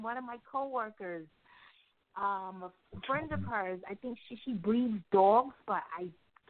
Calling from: New York City, New York, United States; I'm calling from New York City.

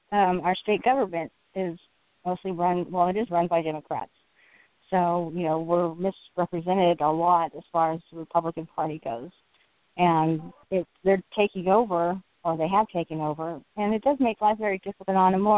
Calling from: California, United States

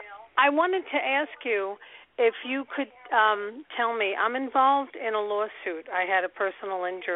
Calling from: United States; I'm calling from Riverdale.

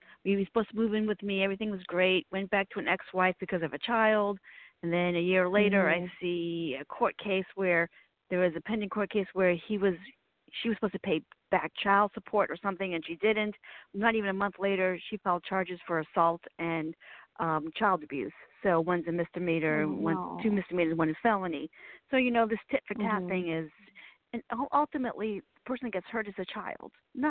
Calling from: Virginia, United States; Virginia. So we've had heat waves and thunderstorms and flooding

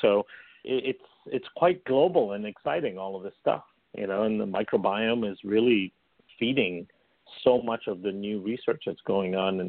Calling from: Chicago, Illinois, United States; I'm calling in from Chicago, which is actually where I live, in the suburbs of Chicago.

